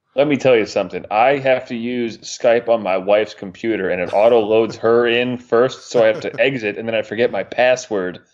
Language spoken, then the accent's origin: English; Northeast, United States; moved away; Growing up in the Northeast, I listened to a lot of New York Sports Talk Radio